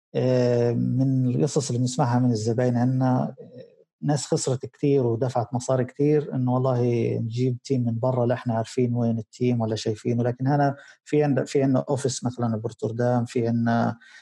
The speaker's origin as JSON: {"language": "Arabic", "town": "Gaza", "region": "Gaza Strip", "country": "Palestine", "said": "عندنا في غزه"}